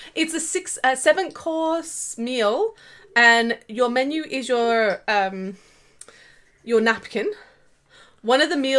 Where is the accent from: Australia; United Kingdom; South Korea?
Australia; we're Australian